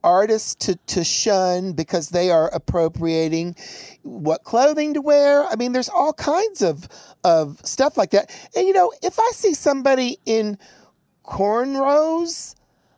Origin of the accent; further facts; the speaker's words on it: Chattanooga, Tennessee, United States; Growing up in Chattanooga, Tennessee